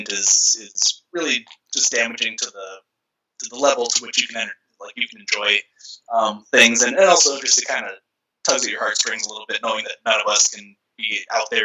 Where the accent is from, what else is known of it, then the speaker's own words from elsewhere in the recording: Chicago, Illinois, United States; growing up in Chicago in the 90s